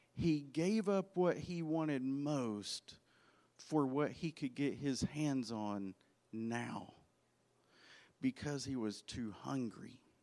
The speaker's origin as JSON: {"language": "English", "region": "Arkansas", "country": "United States", "tie": "born or raised there", "said": "I grew up in Arkansas"}